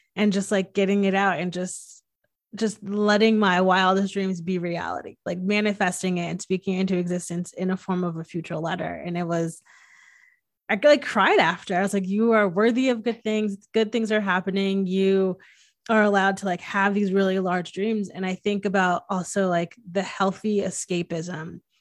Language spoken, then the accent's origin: English; Connecticut, United States; I'm from Connecticut